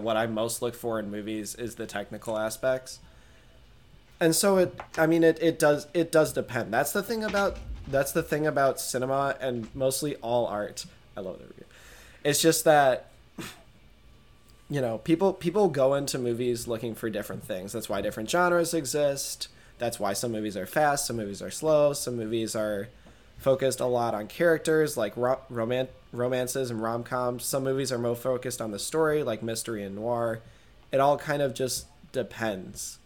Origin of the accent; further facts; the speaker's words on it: Midwest, United States; we're from the Midwest?